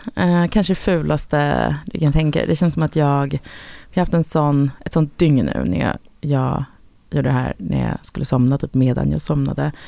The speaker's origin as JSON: {"language": "Swedish", "country": "Sweden", "said": "som svensk"}